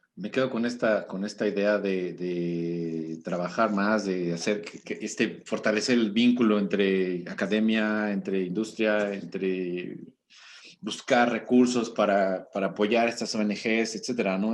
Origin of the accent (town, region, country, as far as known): Mexico